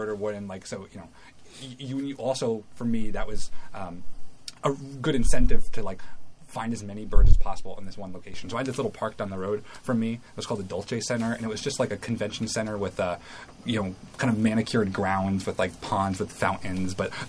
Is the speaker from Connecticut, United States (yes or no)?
yes; Connecticut, United States; moved away as an adult; now in Maine, United States; I grew up on the Connecticut coastline